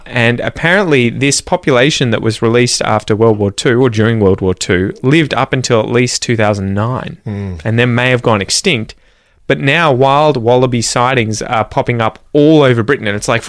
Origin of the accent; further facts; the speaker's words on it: Australia; Growing up in Australia